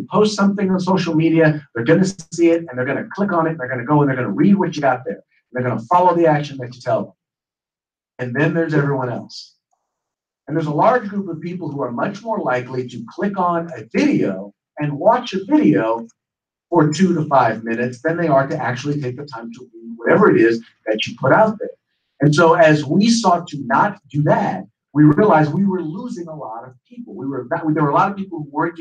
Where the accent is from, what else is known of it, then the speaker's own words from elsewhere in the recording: Richmond, California, United States; I was raised in Richmond, California